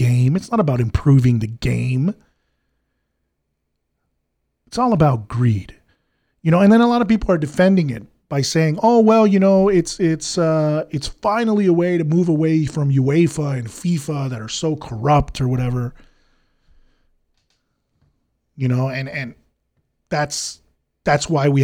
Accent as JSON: {"language": "English", "country": "United States", "tie": "born or raised there", "said": "I grew up in the States."}